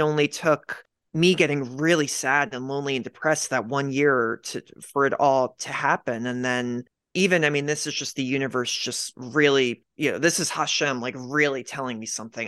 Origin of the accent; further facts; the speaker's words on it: Media, Pennsylvania, United States; I grew up in Pennsylvania, I grew up in this town, uh, it's called Media Pennsylvania